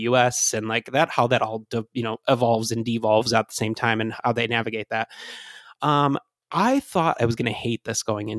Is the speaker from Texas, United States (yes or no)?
no; Michigan, United States; accent: Michigan; That's my Michigan accent coming in.